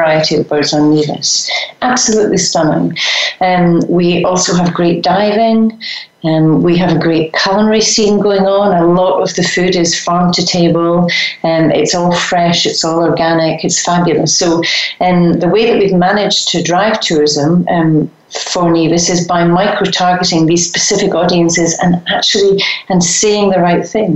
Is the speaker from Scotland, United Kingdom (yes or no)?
yes; Scotland, United Kingdom; I'm Scottish